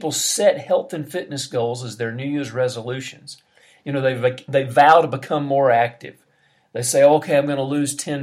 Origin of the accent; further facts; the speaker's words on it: United States; now in Brazil; I'm an American.